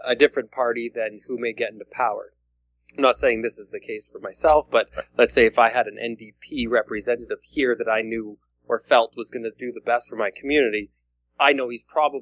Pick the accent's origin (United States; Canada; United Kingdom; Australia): Canada; as a Canadian